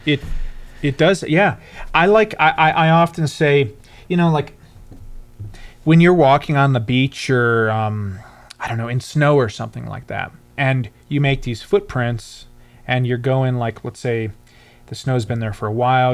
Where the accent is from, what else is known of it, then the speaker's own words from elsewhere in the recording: Michigan, United States; I'm from Michigan